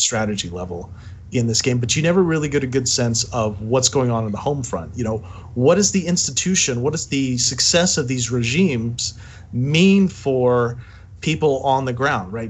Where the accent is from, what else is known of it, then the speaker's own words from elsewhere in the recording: United States; I'm an American